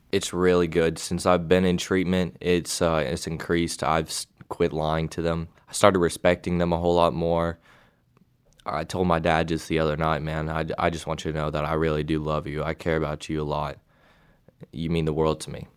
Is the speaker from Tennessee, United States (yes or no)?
yes; Knoxville, Tennessee, United States; I'm from Knoxville, Tennessee